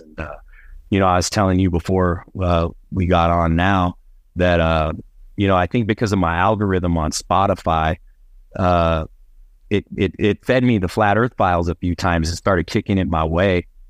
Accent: Albuquerque, New Mexico, United States; also born or lived in Phoenix, Arizona; I was born here in Albuquerque, but my family, uh, hails from the northern part of the state, a place called Las Vegas, New Mexico

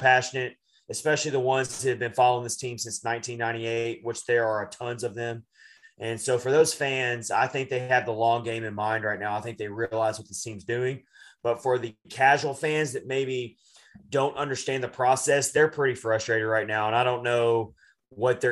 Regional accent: Nashville, Tennessee, United States; I'm from Nashville.

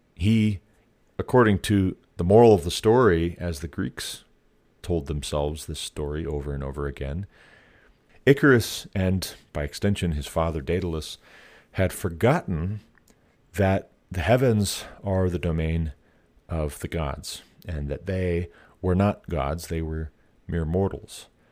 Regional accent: Montana, United States; moved away as an adult; also born or lived in Ohio; By the time we moved away from Ohio back to my home state of Montana

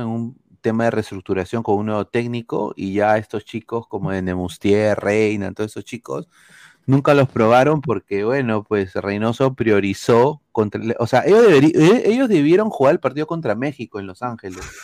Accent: Peru; now in United States; Como peruano fuera

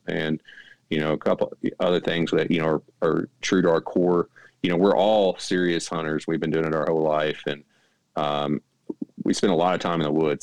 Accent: Mississippi Delta, Arkansas, United States; moved away as an adult; now in North Carolina, United States; I grew up in the Mississippi Delta in Arkansas

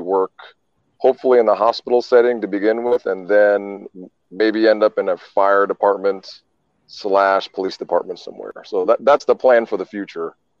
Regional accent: Jamaica; I was born in Jamaica.

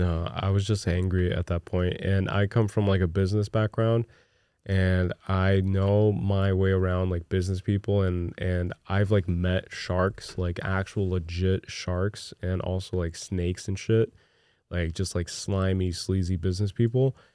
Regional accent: Newark, New Jersey, United States; I grew up in Newark, New Jersey

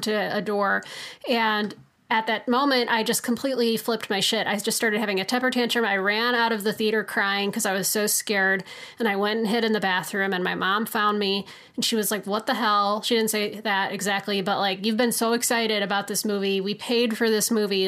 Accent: Chicago, Illinois, United States; I'm from Chicago

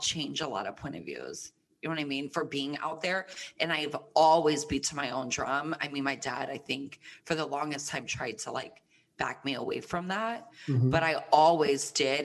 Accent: Plant City, Florida, United States; moved away; also born or lived in Tampa, Florida; I am from Tampa, Florida. Tampa, Florida, Sunshine State, full of humidity. So, you know, that skin was snatched. A little moist all the time. And I grew up, I went to middle school and high school in a small town outside of Tampa, Plant City, Florida

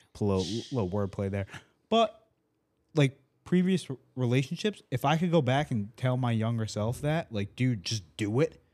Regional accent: Rhode Island, United States; now in Tampa, United States; I'm from Rhode Island

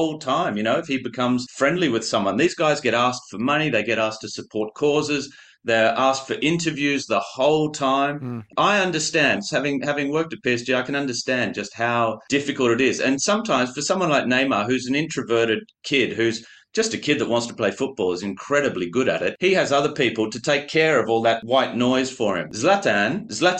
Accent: Australia; moved away; also born or lived in Paris; being Australian

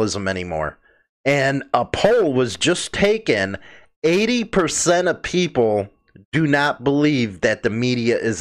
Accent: United States; as an American

